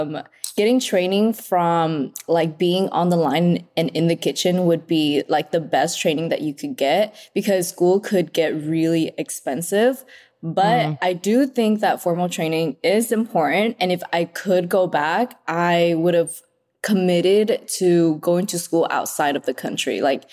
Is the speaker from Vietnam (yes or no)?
yes; Vietnam; born or raised there; moved away